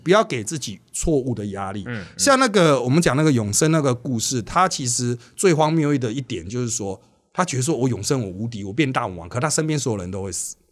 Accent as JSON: {"language": "Chinese", "town": "Miaoli", "region": "Miaoli County", "country": "Taiwan", "tie": "born or raised there", "said": "我是来自苗栗市啦，一开始是真的纯客家原乡"}